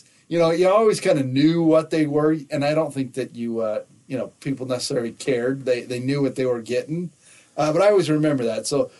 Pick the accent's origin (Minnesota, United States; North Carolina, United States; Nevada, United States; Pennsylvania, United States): Nevada, United States; also born or lived in Southern California; So back when I was a kid, I grew up in Nevada. There's a good little episode that talks all about that. But before that, we lived in Southern California.